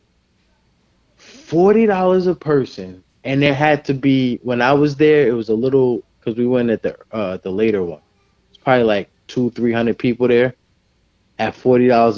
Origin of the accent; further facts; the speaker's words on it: New Jersey, United States; I'm from New Jersey, like the New York area, we're hard-nosed